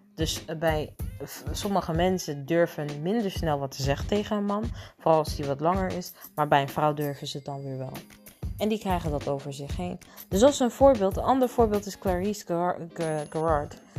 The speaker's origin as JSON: {"language": "Dutch", "country": "Netherlands"}